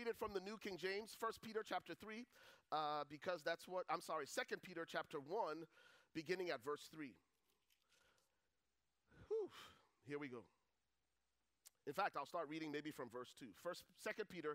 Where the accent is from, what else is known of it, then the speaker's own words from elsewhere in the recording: Buchanan, Grand Bassa County, Liberia; moved away; I'm originally from Liberia. Grew up in the second largest city at the time, called Buchanan